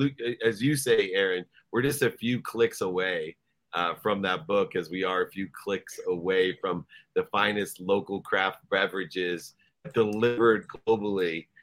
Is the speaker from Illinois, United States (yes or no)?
no; San Diego, California, United States; I'm from San Diego.